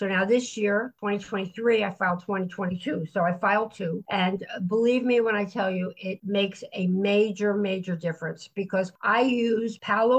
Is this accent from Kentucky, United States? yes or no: no; Florida, United States; now in Silvi Marina, Italy; I prefer being at the beach because I come from Florida and I've always lived by the water.